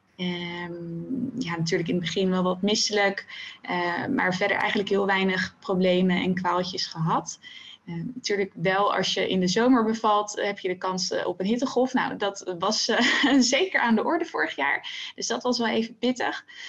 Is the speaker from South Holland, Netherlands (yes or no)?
yes; The Hague, South Holland, Netherlands; now in Zoetermeer, Netherlands; ik ben eh, geboren in Den Haag en daar heb ik eigenlijk mijn hele leven gewoond